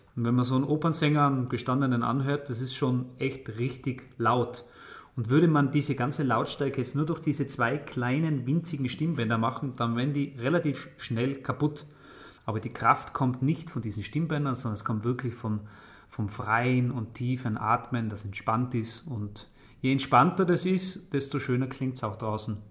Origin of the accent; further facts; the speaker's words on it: Tyrol, Austria; bei uns in Tirol